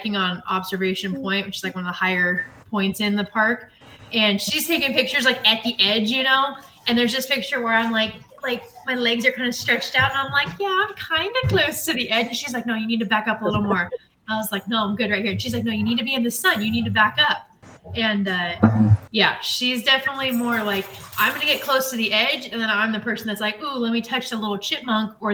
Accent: Idaho, United States; we're from Idaho

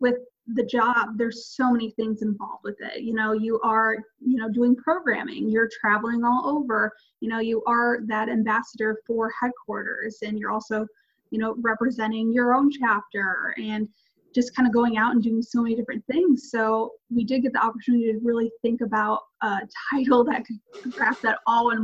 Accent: Chicago suburbs, Illinois, United States; moved away as an adult; now in Michigan, United States; I'm originally from the Chicago suburbs, but I just recently moved to Michigan.

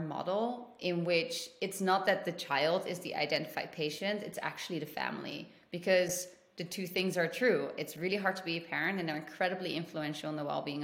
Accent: Netherlands; moved away as an adult; also born or lived in London / South America; now in United States; I am originally from the Netherlands and I lived in Europe pretty much my entire life

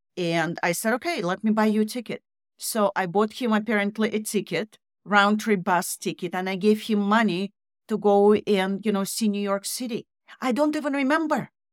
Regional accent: Russia; moved away as an adult; also born or lived in Canada; I grew up in Russian communist Russia

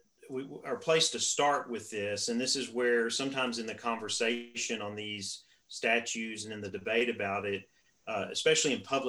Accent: Texas, United States; moved away; also born or lived in East Coast; having grown up in Texas myself, but have lived on the East Coast

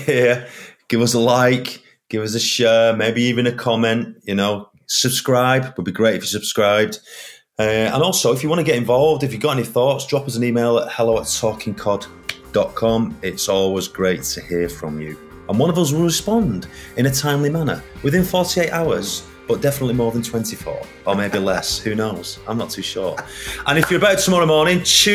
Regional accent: Northern England, United Kingdom; accent: proper Northern

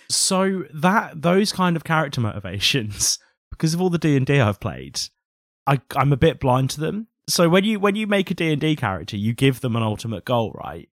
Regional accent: England, United Kingdom; I think we forget as English people

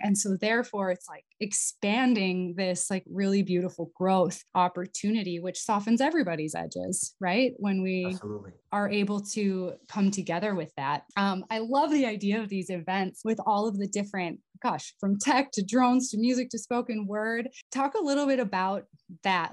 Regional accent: North Dakota, United States; moved away as an adult; also born or lived in Middle East / Europe; so I grew up in North Dakota, west of Fargo, like 100 miles

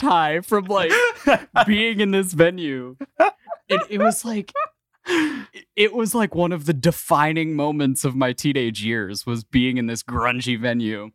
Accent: Ohio, United States; I grew up in Ohio, so I grew up in the Midwest

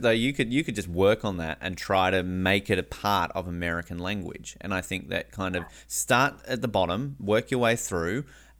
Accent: Australia; moved away as an adult; now in Canada; I'm Australian

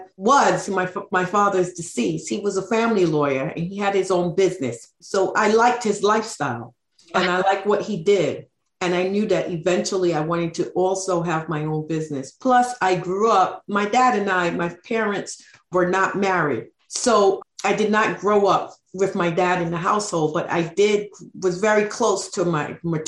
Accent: New York City, New York, United States; I grew up in New York City

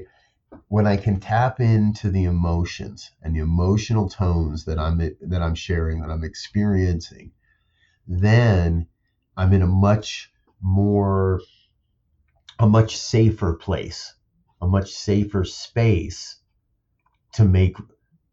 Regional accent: New Jersey, United States; growing up in New Jersey, we'd travel into New York City quite a bit as kids

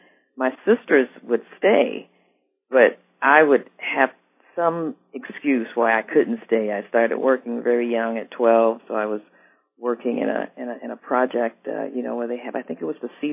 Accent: Daytona Beach, Florida, United States; moved away; also born or lived in Ohio; growing up in Daytona Beach and being a total beach fanatic

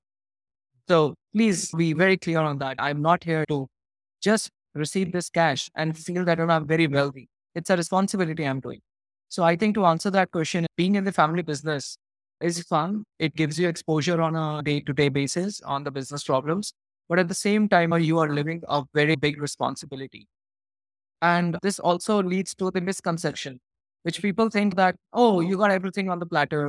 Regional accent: Jalandhar, Punjab, India; also born or lived in Massachusetts, United States / Los Angeles, United States; I'm from Punjab and a city called Jalandhar. And I've been born and brought up here.

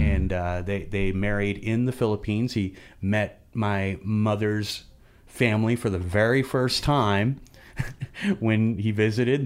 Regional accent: Fayette, Missouri, United States; also born or lived in Kansas City / Glasgow, Missouri / New Franklin; now in Jefferson City, United States; I grew up in Fayette. I went to, uh, I went to grade school in Glasgow

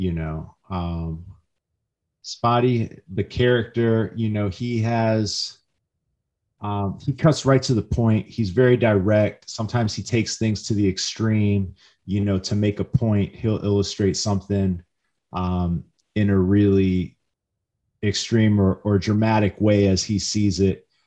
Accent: Midwest, United States; I grew up in the Midwest

